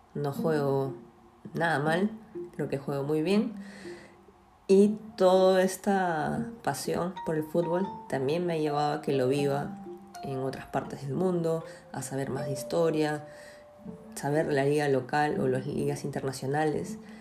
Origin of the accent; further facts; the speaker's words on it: Peru; en mi país, acá en Perú